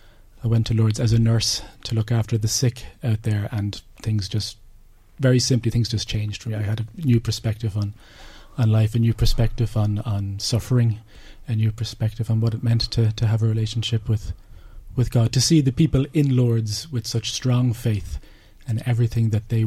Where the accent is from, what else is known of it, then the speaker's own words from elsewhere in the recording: Drogheda, County Louth, Ireland; I'm from the Cord Road.